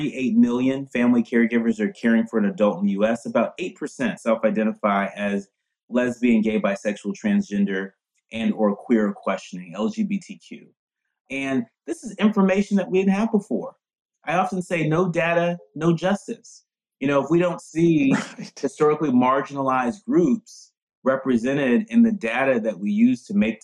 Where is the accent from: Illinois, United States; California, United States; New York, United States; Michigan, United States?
California, United States; San Francisco Bay Area; I grew up in the San Francisco Bay Area.